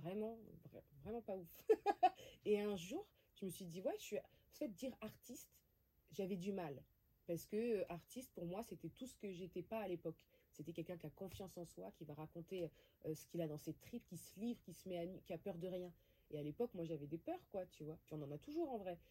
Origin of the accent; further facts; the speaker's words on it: Créteil, Île-de-France, France; j'ai grandi à Créteil. Donc je viens principalement de là, avec des origines d'Afrique du Nord, donc d'Algérie et de Tunisie